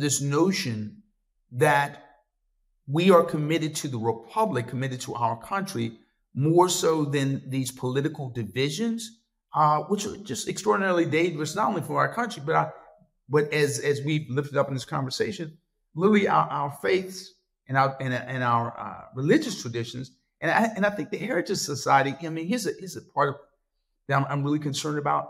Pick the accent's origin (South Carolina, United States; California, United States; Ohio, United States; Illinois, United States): South Carolina, United States; when I was a little boy growing up in South Carolina